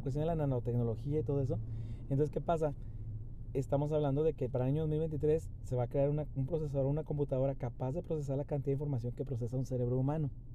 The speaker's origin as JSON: {"language": "Spanish", "region": "Chihuahua", "country": "Mexico", "tie": "born or raised there", "also_born_or_lived": "Monterrey", "said": "mi mayor experiencia pues fue en el estado de Chihuahua, mi ciudad natal"}